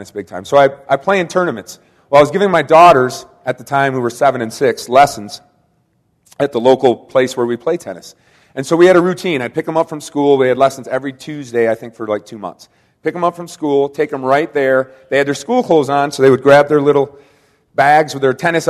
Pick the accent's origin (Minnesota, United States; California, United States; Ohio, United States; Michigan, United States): Michigan, United States; Kalamazoo; I am from Kalamazoo, Michigan